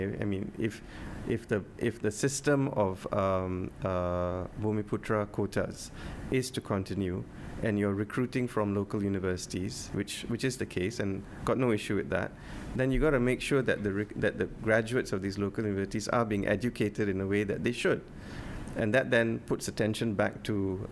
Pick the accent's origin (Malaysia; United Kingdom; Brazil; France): Malaysia; Penang; I'm from Penang